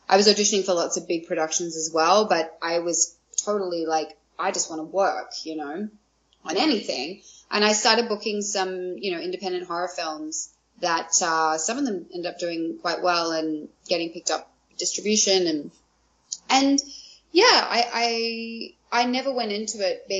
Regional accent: Australia; moved away as an adult; now in Vancouver, Canada; growing up in Australia

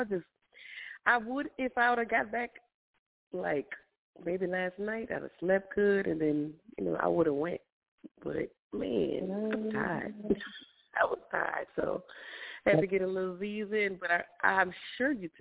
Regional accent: Lafayette, Louisiana, United States; I'm from the Lafayette area.

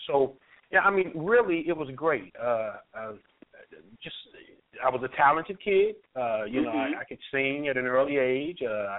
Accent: Kansas City, Kansas, United States; Oh, growing up for me, I had a great life. You know, it's really crazy how my life took a turn, but I had a great life. I mean, I was raised by my mother and two grandmothers.

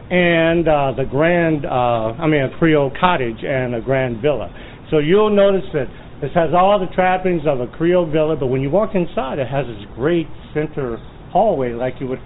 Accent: Alexandria, Alexandria Governorate, Egypt; now in New Orleans, United States; I'm born and raised in Alexandria, Egypt, and I live in New Orleans for almost 17 years.

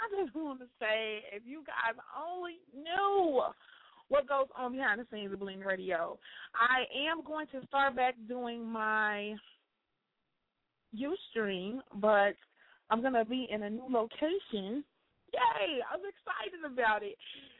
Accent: Chicago, Illinois, United States; moved away as an adult; now in Indiana, United States; I am born and raised in Chicago. I've been doing the show in Chicago since I started on the west side, and I just relocated in October to Indiana

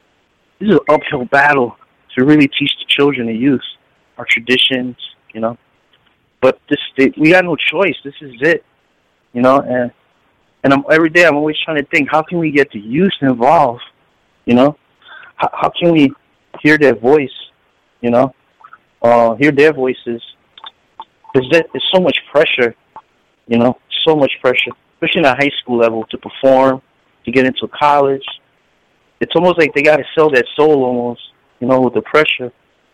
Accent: Puerto Rico; in my community back home in Puerto Rico, Borinquen, I come from Calle, my father's side

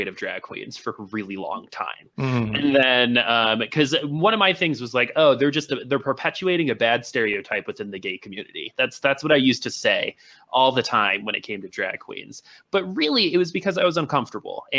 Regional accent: Boulder, Colorado, United States; I'm also from Boulder, Colorado

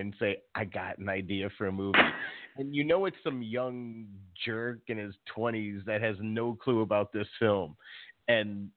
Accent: Chicago, Illinois, United States; that's Chicago, like half a day in Chicago. You know, my hometown

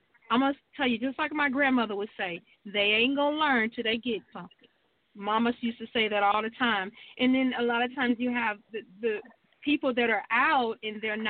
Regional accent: Georgia, United States; I'm from Georgia

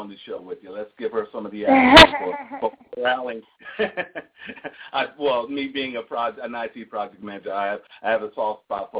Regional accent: Philadelphia, Pennsylvania, United States; now in Atlanta, United States; because I'm from Philadelphia.

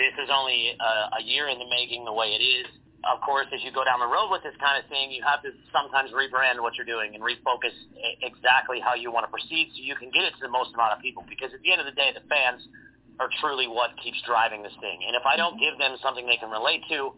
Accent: Pittsburgh, Pennsylvania, United States; also born or lived in Mount Pleasant, Pennsylvania; I'm from Pittsburgh, Pennsylvania. I live 45 minutes east of the city in a small town called Mount Pleasant.

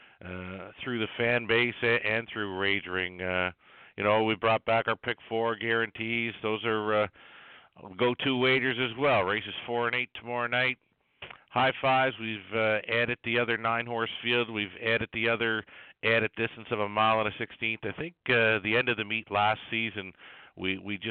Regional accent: Summerside, Prince Edward Island, Canada; moved away; my hometown track of Summerside Raceway

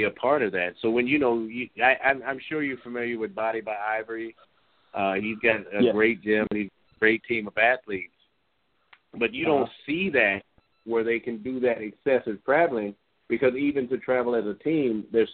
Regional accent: Midwest, United States; I'm from the Midwest

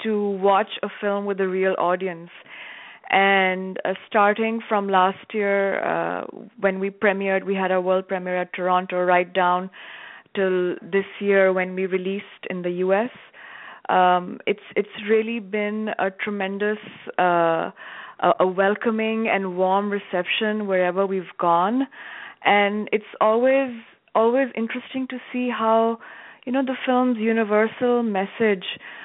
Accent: Pakistan; moved away as an adult; I was away from Pakistan.

